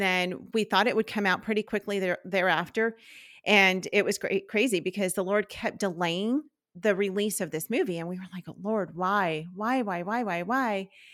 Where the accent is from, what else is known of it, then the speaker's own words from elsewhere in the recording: Southern California, United States; moved away as an adult; our family, we're from California, from Southern California